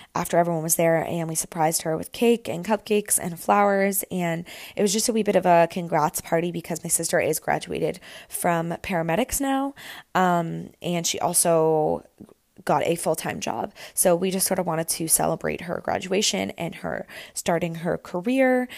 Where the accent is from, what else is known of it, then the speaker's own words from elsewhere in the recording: Camelford, Ontario, Canada; moved away as an adult; now in Toronto, Canada; I went home to spend the weekend in Camelford